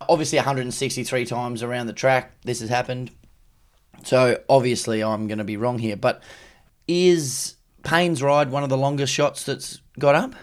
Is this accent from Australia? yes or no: yes; Queensland, Australia; I'm from Queensland, so we never had a public holiday, but I always found it weird that we never second-guessed it, that at school, you rock up in the morning